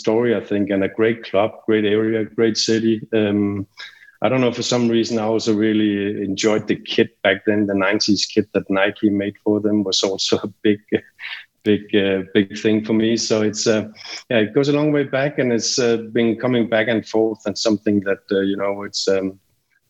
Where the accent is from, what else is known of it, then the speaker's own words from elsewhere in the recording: Copenhagen, Capital Region of Denmark, Denmark; my hometown team, Copenhagen